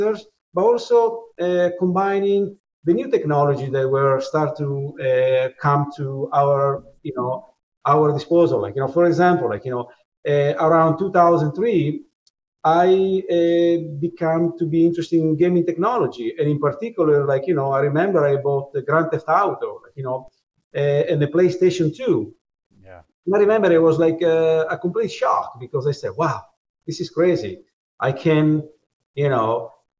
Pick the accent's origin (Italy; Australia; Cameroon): Italy; moved away as an adult; now in New York, United States; I was born in Italy in you know, in 1973